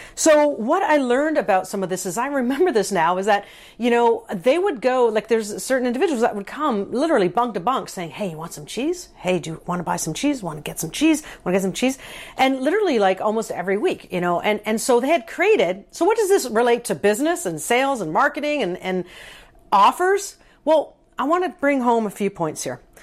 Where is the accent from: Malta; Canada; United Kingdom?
Canada; I am a Canadian